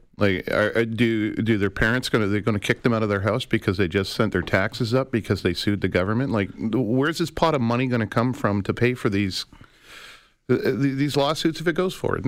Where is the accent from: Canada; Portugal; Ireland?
Canada; Calgary, Alberta; now in Toronto, Canada; I grew up in Calgary